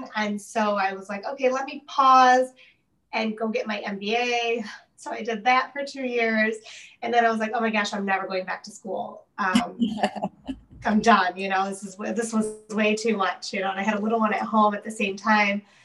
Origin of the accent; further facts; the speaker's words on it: Detroit, Michigan, United States; I was born and raised in the Detroit area